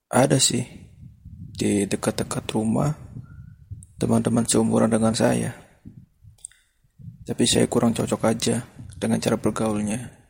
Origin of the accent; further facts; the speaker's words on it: Indramayu, West Java, Indonesia; Saya berasal dari Jawa Barat, tepatnya dari Kota Mangga.